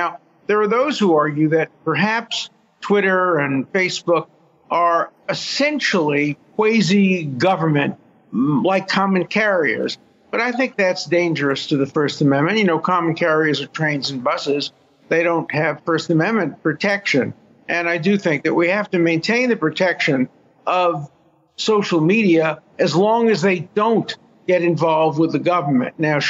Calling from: Israel; I'm calling from Israel, where the same and similar debates are going on about the Supreme Court

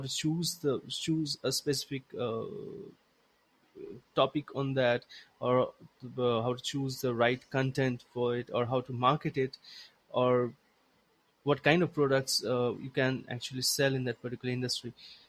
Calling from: India; I'm speaking from India

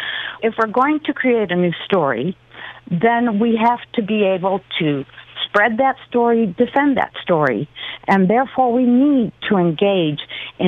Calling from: Hemet, California, United States; Hemet, California.

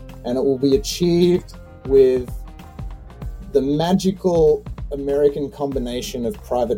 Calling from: Australia; given that I'm calling in from Australia, g'day.

